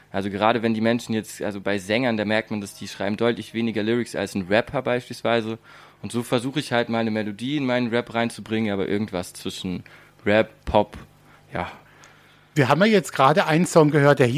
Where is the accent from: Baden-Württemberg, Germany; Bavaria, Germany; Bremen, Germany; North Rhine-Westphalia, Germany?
Baden-Württemberg, Germany; ich liebe den Europapark, ich komme hier aus der Gegend, bin hier seit ich klein bin.